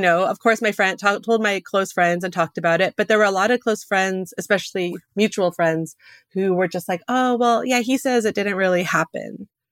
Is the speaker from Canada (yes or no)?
yes; Alberta, Canada; growing up in Alberta